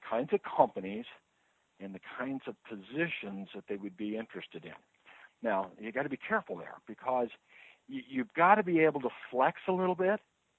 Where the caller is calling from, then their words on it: Overland Park, Kansas, United States; Oh, I'm in the Kansas City, Missouri area. There's a suburb of Overland Park, which is in the southwest quadrant of the metro area.